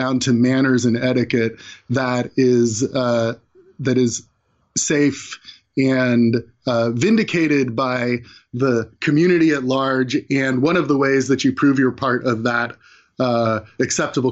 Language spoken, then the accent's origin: English; California, United States; I grew up in California.